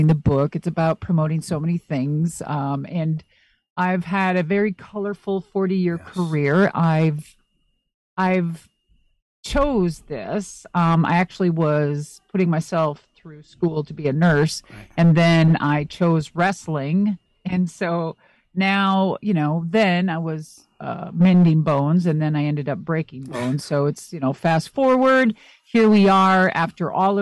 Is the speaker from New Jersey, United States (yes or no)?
no; Minnesota, United States; I'm very close to Canada because I'm originally from Minnesota.